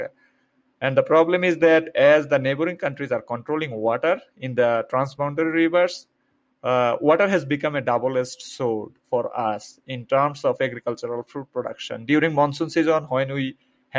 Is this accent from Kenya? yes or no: no; Bangladesh; moved away as an adult; now in Fort Collins, United States; I was born and raised in Bangladesh, which is a small country with high population density